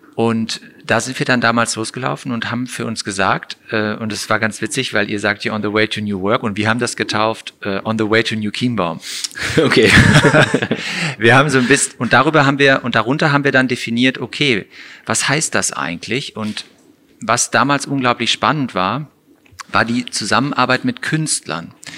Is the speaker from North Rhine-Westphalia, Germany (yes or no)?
yes; Gummersbach, North Rhine-Westphalia, Germany; moved away as an adult; also born or lived in Frankfurt; now in Cologne, Germany; Heimat insofern in Gummersbach aufgewachsen